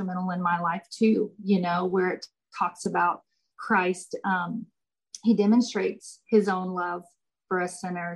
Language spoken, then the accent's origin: English; about an hour from Austin, Texas, United States; It's about an hour from Austin, Texas. And I went to Mary Hardin Baylor, which is in Belton, Texas. Now, I grew up with my husband.